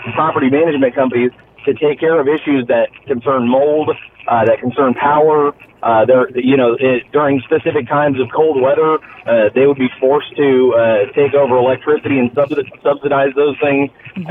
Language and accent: English; Texas, United States; now in Wildwood, United States; I'm originally from Texas